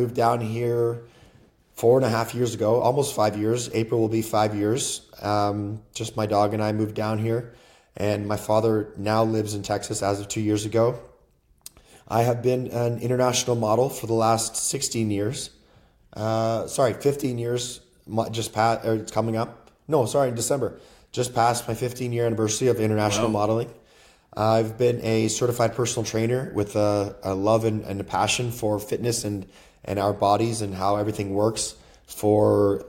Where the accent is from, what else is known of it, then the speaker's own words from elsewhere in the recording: Peterborough, Ontario, Canada; I'm originally from Canada, born and raised in Canada. I was raised on a 500-acre cattle farm outside of a place called Peterborough